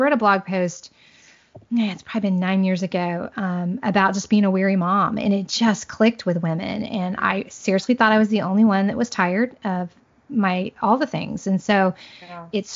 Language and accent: English; Southern Indiana, United States; moved away as an adult; also born or lived in Central Florida; now in Florida, United States; I'm a Hoosier girl. I grew up in Southern Indiana, small town girl, but we currently live in Central Florida